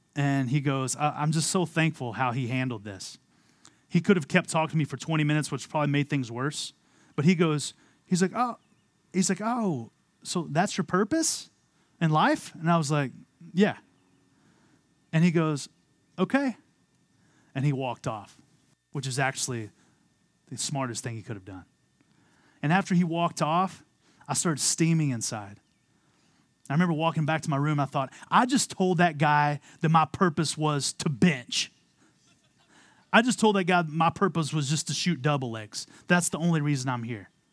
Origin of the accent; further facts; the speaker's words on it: Amarillo, Texas, United States; moved away as an adult; also born or lived in Philadelphia, Pennsylvania; I was born and raised in Amarillo, Texas